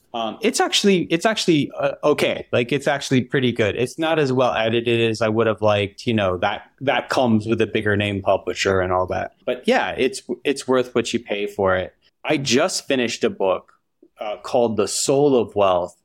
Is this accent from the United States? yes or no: yes; Huntsville, Alabama, United States; moved away as an adult; I grew up in Huntsville, Alabama, which is kind of like nerd central